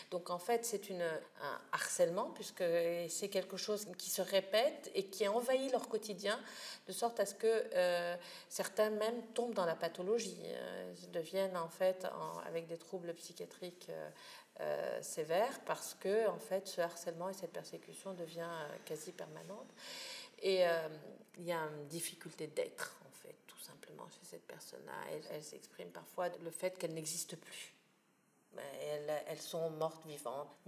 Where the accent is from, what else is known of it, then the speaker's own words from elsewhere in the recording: Tunisia; vous pensez que je suis un être humain, que je suis un Tunisien comme un autre